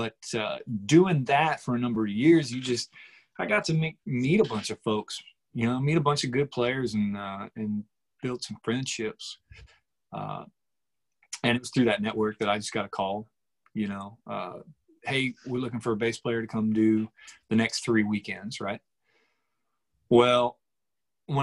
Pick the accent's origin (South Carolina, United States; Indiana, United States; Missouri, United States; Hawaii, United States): Missouri, United States; Weston; just north of Kansas City in a small antique and tobacco farming town called Weston